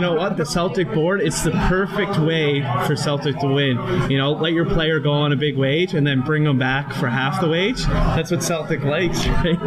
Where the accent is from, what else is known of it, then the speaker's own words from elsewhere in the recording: Waterford, Ontario, Canada; growing up in Waterford